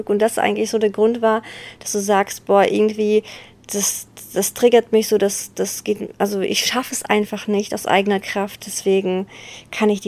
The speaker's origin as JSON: {"language": "German", "town": "Bergneustadt", "region": "North Rhine-Westphalia", "country": "Germany", "said": "ich komme aus Beckneustadt"}